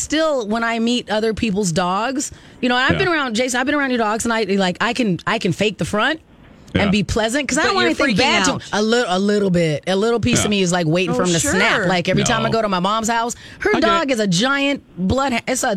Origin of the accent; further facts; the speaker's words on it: Arizona, United States; Honestly, I grew up in Arizona, and in Arizona, there are a lot more stray dogs